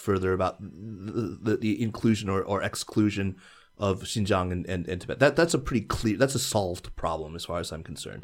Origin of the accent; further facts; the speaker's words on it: United States; now in China; I am a child of the Chinese diaspora. Why is it that I feel entirely comfortable with saying I am an American and I am Chinese?